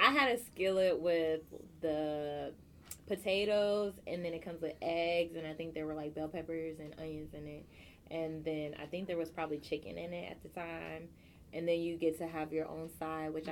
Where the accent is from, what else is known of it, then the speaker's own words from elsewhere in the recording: California, United States; moved away; also born or lived in Chicago; I grew up on in Cali